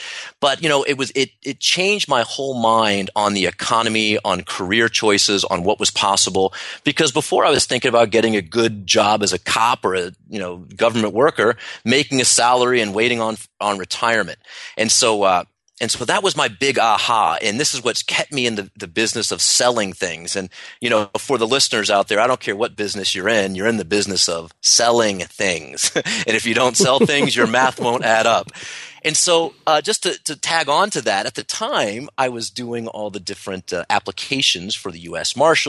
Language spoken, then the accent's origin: English; Washington, District of Columbia, United States; And, I grew up in the Washington, D.C. area. So everyone there pretty much is a government worker or a government contractor.